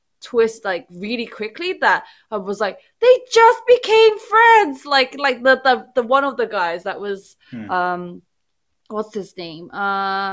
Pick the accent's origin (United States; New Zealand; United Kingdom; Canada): United Kingdom; I fail as a Brit